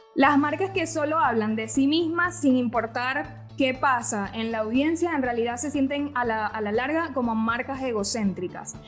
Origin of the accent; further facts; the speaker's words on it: Venezuela; now in Argentina; yo como venezolana aprendí a tomar mate